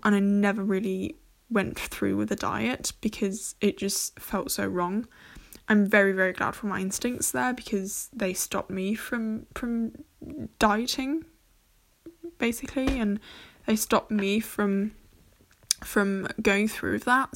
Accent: Germany; first language English; I'm half German, half English. I was born and raised here in Germany.

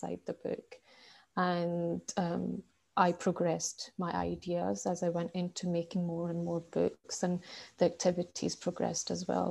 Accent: Scotland, United Kingdom; I'm from Scotland

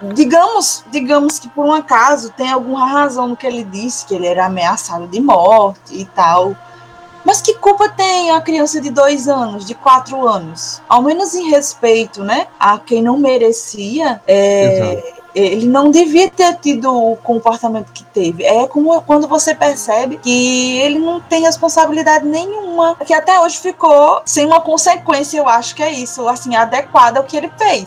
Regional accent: São João de Meriti, Rio de Janeiro, Brazil; eu sou meritiense, em São João do, do Meriti, no Rio de Janeiro.

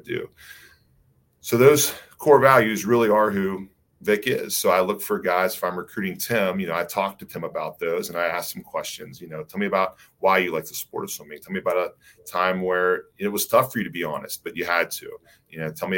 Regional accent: West Virginia, United States; I'm from West Virginia, so I'm a West Virginia guy

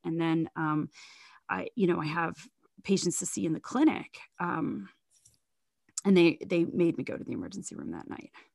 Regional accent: Zanesville, Ohio, United States; also born or lived in Fort Worth, Texas / Columbus, Ohio / Gambier, Ohio; about sixty miles from my hometown of Zanesville

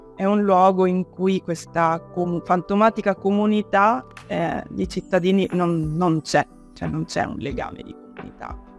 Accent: Palermo, Sicily, Italy; moved away as an adult; sono in realtà approdata riapprodata nella mia città natale

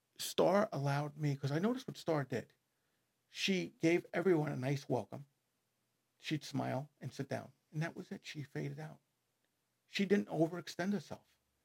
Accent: Merrick, New York, United States; Now, growing up in Merrick, I knew some of these guys. I mean, they don't make separate high schools for these guys.

